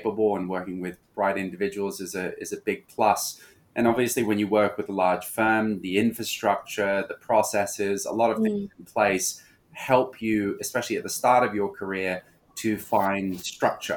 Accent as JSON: {"language": "English", "country": "Hong Kong", "tie": "born or raised there", "also_born_or_lived": "Australia", "moved": "yes", "said": "being born and raised in Hong Kong, I always had a great affinity for this city"}